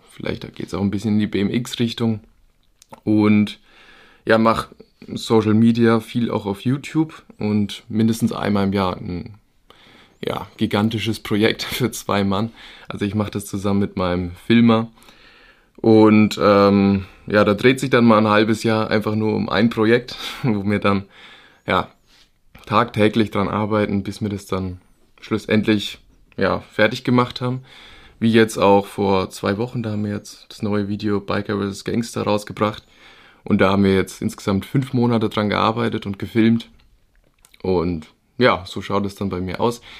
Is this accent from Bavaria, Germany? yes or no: yes; Bavaria, Germany; Ja, ich bin, wie du schon gesagt hast … ich komme ja aus der Gegend irgendwo zwischen Würzburg und Aschaffenburg.